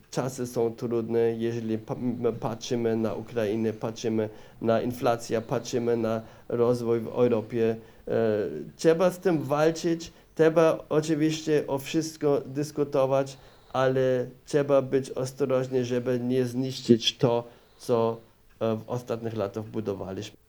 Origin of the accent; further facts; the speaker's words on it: Regensburg, Bavaria, Germany; Polish is a second language; moved away as an adult; also born or lived in Opole, Poland; urodziłem się w Bawarii, w Regensburgu